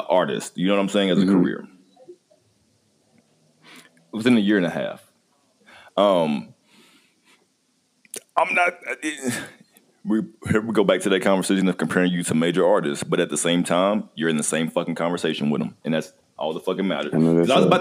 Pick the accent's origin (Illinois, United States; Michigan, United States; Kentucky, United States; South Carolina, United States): Kentucky, United States; now in Arizona, United States; I'm in Arizona. I ain't from here. I'm from Kentucky